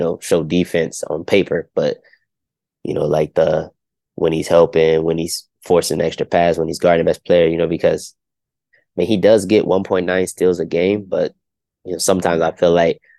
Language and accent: English; Ohio, United States; I'm from Ohio